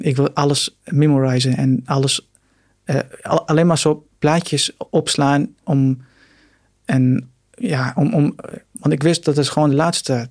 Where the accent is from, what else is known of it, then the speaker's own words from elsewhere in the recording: Syria; Dutch is a second language; now in Netherlands; mijn Syrische paspoort. Ik kom uit Syrië